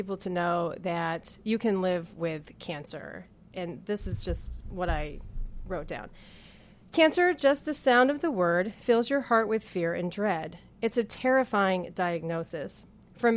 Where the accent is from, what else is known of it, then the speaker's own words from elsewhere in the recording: Danville, New York, United States; I was born and raised in Danville, New York